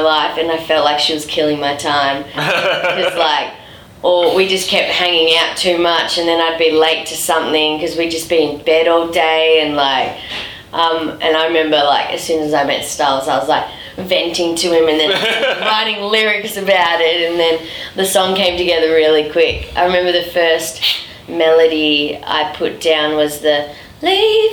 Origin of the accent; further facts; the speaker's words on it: Melbourne, Victoria, Australia; back in my hometown, Melbourne.